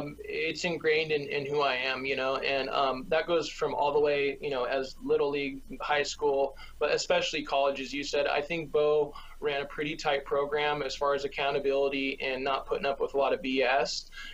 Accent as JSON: {"language": "English", "region": "California", "country": "United States", "also_born_or_lived": "Nebraska", "said": "I'm from California, so it's good to be back. I obviously enjoyed Nebraska when I was out there, but this is my home."}